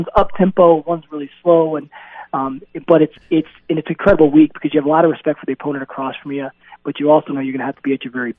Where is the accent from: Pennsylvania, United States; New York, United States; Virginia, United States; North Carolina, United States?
Virginia, United States; outside of Richmond; I grew up 20 minutes outside of Richmond, right? So, you know, growing up in the 90s